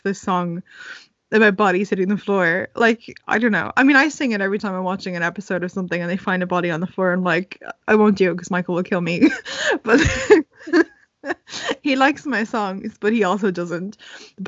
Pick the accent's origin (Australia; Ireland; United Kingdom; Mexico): Ireland; We're Irish